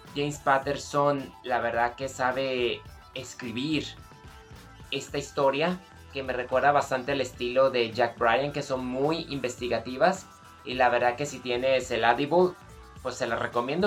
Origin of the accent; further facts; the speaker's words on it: Mexico; nosotros que somos de México